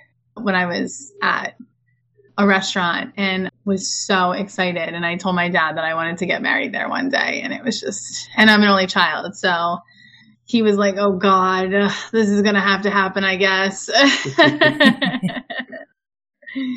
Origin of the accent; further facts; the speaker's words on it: New Jersey, United States; We're from Jersey